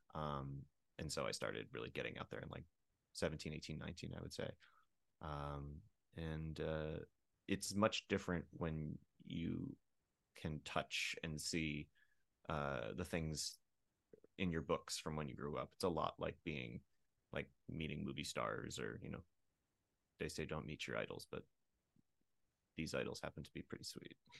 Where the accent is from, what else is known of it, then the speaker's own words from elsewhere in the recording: Pennsylvania, United States; I grew up in a ner, uh, in a rural area about an hour west of Philadelphia.